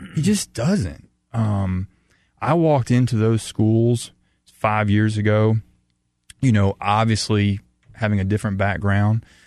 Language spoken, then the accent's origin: English; the South, United States; growing up in the South